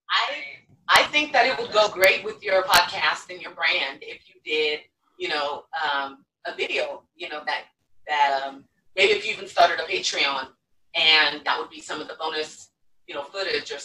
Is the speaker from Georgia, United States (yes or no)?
no; Elk Grove, California, United States; I grew up in Elk Grove. I don't know if you're familiar with that part of Sacramento